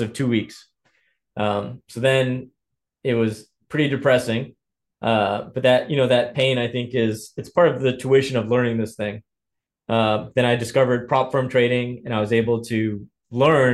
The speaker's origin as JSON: {"language": "English", "region": "Indiana", "country": "United States", "tie": "born or raised there", "said": "I grew up in Indiana. My family is of Ethiopian heritage"}